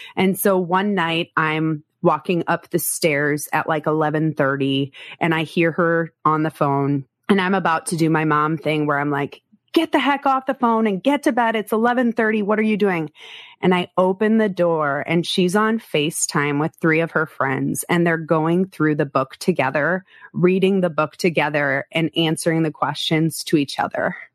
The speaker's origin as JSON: {"language": "English", "region": "South Dakota", "country": "United States", "said": "I'm from South Dakota"}